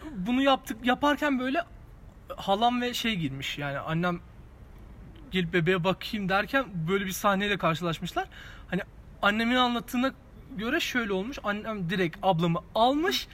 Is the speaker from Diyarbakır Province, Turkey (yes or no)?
yes; Diyarbakır, Diyarbakır Province, Turkey; Şimdi ben Diyarbakırlıyım